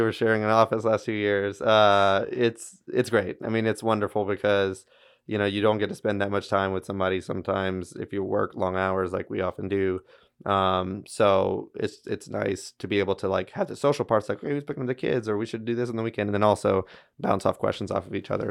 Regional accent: Baton Rouge, Louisiana, United States; also born or lived in Shreveport; came back down to my hometown in Baton Rouge, uh, where I grew up and went to L S U

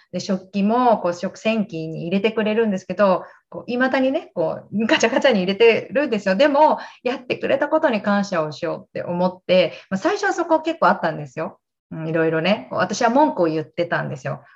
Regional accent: Gunma, Japan; moved away as an adult; now in Maryland, United States; 私は群馬県出身で、今はアメリカの東海岸、えワシントン DC の郊外、メリーランドっていうところに住んでいます。

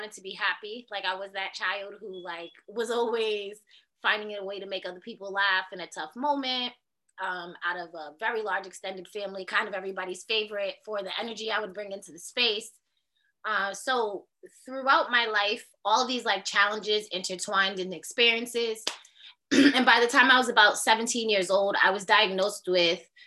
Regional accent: Boston, Massachusetts, United States; I'm a Boston resident. Haitian American descent. I've been here my whole entire life. I grew up in Austin, Brighton, in the projects

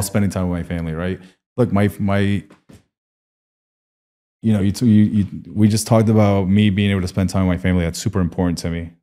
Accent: Colombia; moved away; I'm from Colombia.

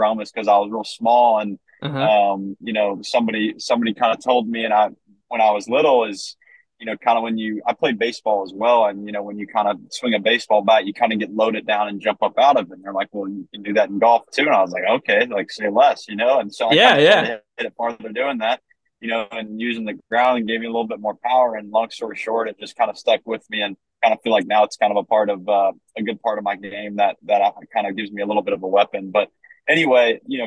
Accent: Vandalia, Ohio, United States; I'm originally from Vandalia, Ohio. Been there my whole life, same house, born and raised

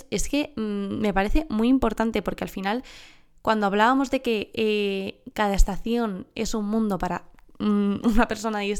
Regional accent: southern Spain, Spain; Encima soy del sur de España, imagínate, que aquí son las dos que más duran, ¿cierto?

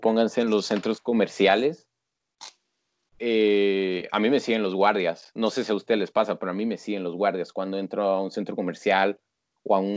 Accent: Guatemala; yo soy de Guatemala, o sea, y con orgullo

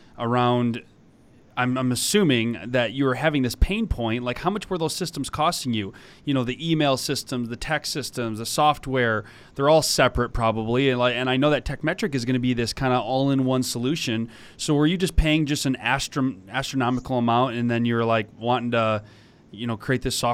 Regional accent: Detroit, Michigan, United States; I'm from Detroit, Michigan

